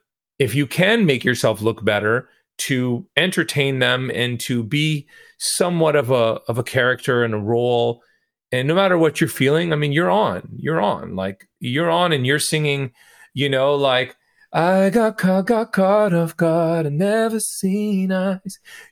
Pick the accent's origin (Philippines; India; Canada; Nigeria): Canada; Toronto, Ontario; a lot of the musicians that I know growing up in Toronto